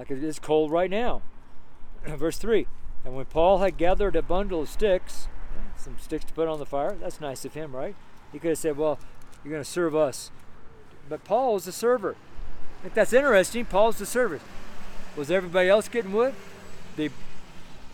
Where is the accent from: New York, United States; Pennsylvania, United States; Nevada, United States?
Nevada, United States; Washoe Valley; now in Nederland, United States; where I was raised in Washoe Valley, there are a lot of rattlesnakes